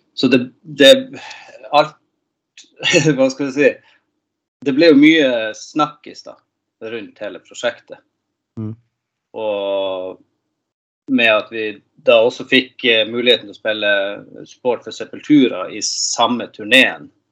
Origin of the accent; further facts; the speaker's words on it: Tromsø, Troms, Norway; moved away as an adult; now in Gothenburg, Sweden; jeg er født og oppvokst i Nord-Norge, Tromsø